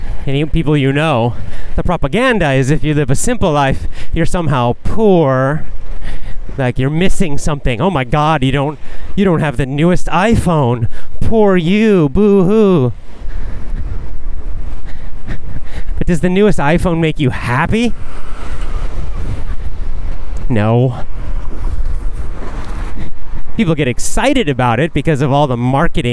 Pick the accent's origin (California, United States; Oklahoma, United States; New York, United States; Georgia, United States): Georgia, United States; Athens; now in Japan; downtown Athens, Georgia, my hometown